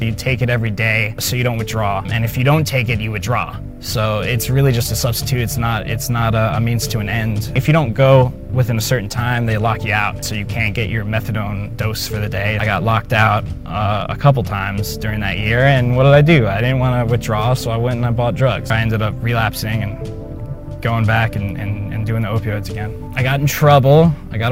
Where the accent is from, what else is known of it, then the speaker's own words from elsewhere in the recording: New Jersey, United States; We went to good schools growing up in New Jersey